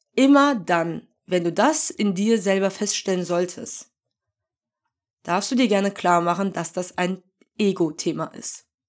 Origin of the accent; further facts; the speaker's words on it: Germany; ich identifiziere mich ja schon als Deutsche, weil ich hier geboren und aufgewachsen bin